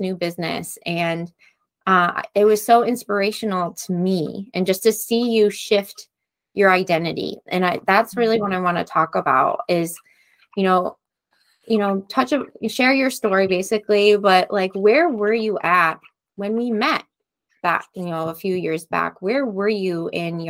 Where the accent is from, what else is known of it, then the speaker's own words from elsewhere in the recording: New York, United States; I'm from New York